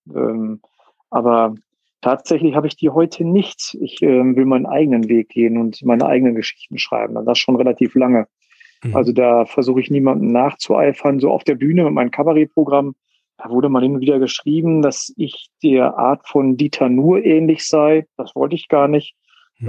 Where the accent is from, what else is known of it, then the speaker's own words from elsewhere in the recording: Münster, North Rhine-Westphalia, Germany; geboren ähm, und ähm, bin in Münster aufgewachsen. Ja, ich bin Münsteraner Gewächs